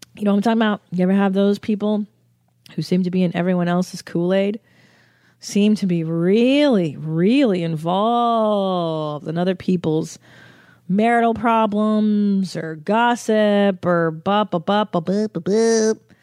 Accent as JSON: {"language": "English", "country": "United States", "said": "I'm an American"}